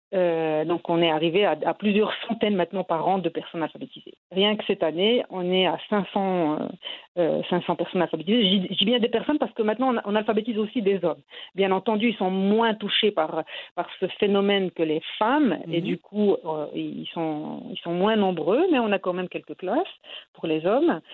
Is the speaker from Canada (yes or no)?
no; Morocco; moved away as an adult; now in France; je suis née, j'ai grandi au Maroc